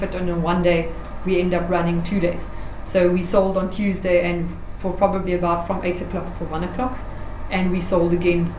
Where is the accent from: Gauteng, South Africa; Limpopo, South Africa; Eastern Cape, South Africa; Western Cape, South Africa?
Eastern Cape, South Africa; near Middelburg; just outside of Middelburg, which is close to my hometown